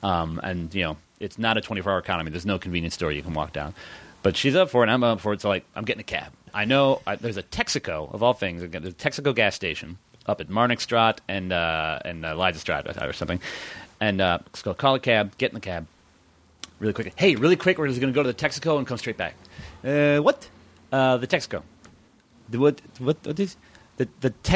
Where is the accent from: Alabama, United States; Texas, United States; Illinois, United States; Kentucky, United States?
Illinois, United States; Chicago; moved away as an adult; also born or lived in Amsterdam; I would say I was from Chicago